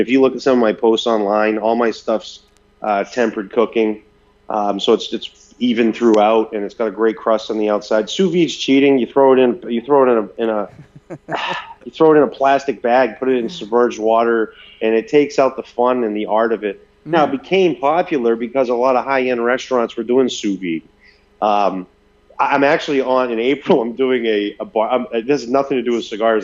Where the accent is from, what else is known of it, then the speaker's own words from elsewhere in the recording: Maine, United States; moved away; I'm from Maine originally, so dairy bars are real popular up there